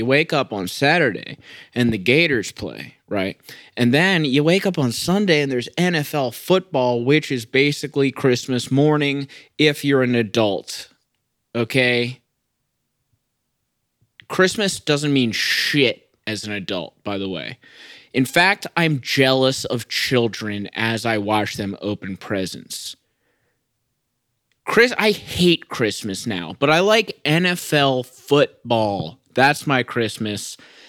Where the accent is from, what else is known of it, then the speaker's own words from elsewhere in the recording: Maryland, United States; born there; also born or lived in Florida / Chicago; oh, I was born in Maryland. Then I went to Florida. Then I moved to Chicago. I've also been to Brazil. I travel everywhere. But I was born in Maryland